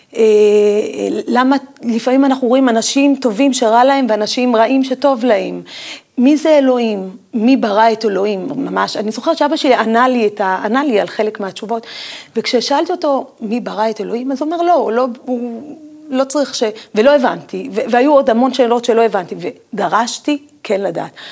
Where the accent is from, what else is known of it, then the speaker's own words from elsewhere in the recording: Tiberias, Northern District, Israel; גדלתי בחדר וחצי, חדר קטן וחצי, אה, ולא רחוק ממני היה הקבר של רבי עקיבא